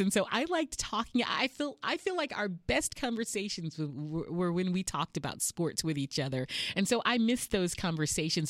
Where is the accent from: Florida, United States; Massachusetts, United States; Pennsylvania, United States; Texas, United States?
Texas, United States; Houston; moved away as an adult; now in San Diego, United States; I'm from Houston, Texas, uh, born and raised